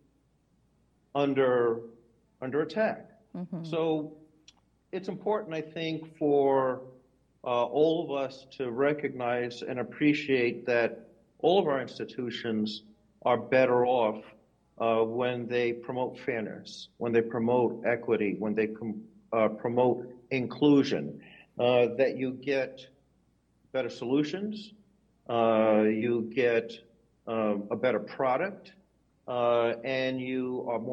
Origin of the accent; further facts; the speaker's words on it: New York City, New York, United States; where I grew up in Brooklyn, New York